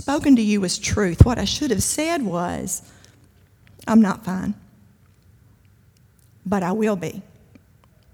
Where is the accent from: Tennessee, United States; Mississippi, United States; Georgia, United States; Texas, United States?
Mississippi, United States; Kosciusko; I'm from Kosciuszko